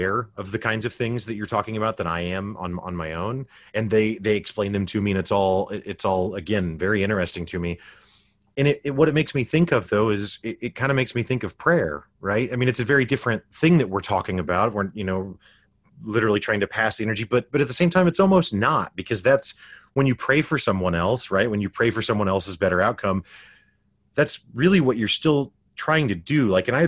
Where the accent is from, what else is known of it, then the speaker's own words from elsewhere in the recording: Springfield, Missouri, United States; I grew up in the Midwest United States, Springfield, Missouri, which is known as the Bible Belt.